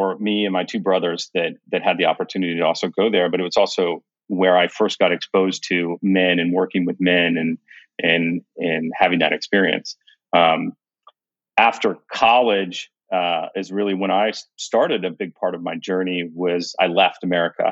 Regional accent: Kansas, United States; I was born in Kansas.

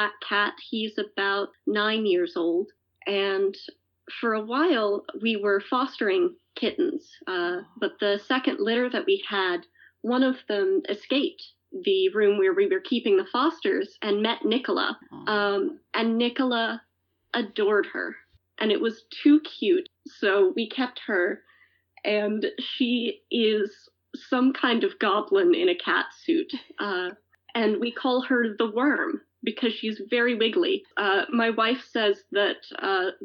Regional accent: Alabama, United States; moved away as an adult; now in North Bennington, United States; I grew up mostly in Alabama

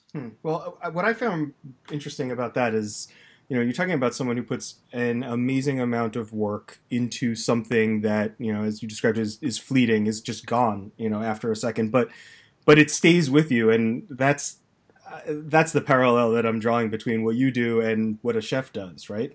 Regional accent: Long Island, New York, United States; I grew up on Long Island as well

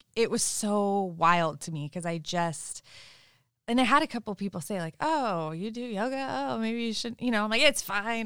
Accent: Sebastopol, California, United States; growing up in Sebastopol and also living in Sebastopol, it's very, very spiritual there

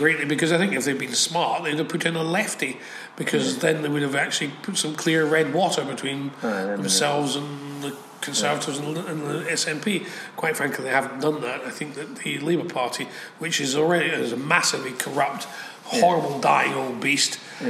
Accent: Scots, Scotland, United Kingdom

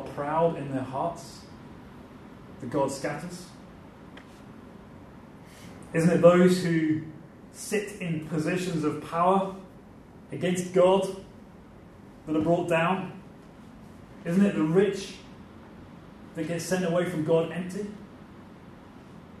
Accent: England, United Kingdom; now in Northern Ireland, United Kingdom; Over in England, my home country, is 2 to 3% church attendance

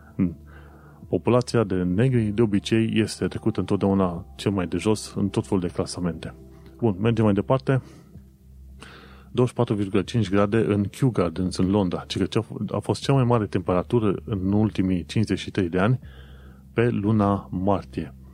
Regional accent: Romania; moved away as an adult; also born or lived in Brașov; now in London, United Kingdom; după ce au aflat că sunt români

